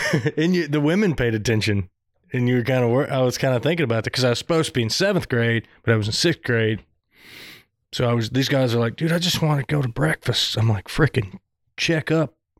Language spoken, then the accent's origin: English; Southern, United States; accent: Southern; my Southern accent